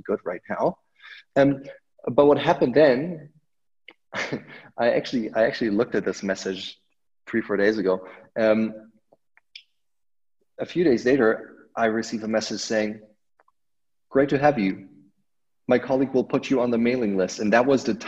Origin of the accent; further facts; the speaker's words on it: outside of Munich, Bavaria, Germany; I grew up outside of Munich, Germany.